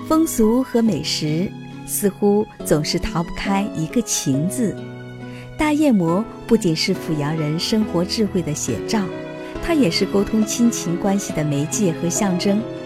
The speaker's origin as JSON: {"language": "Chinese", "town": "Fuyang", "region": "Anhui", "country": "China", "tie": "born or raised there", "said": "我的家乡阜阳"}